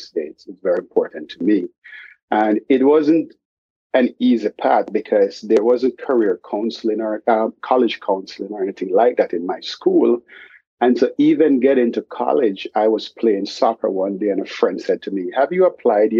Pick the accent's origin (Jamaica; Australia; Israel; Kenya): Jamaica; now in Boston, United States; I grew up in Jamaica. I lived half of my life in Jamaica before moving to the United States